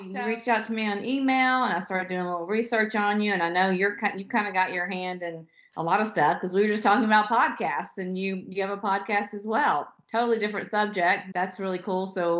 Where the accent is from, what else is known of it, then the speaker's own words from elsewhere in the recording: the South, United States; Well, you know, I'm a Southerner.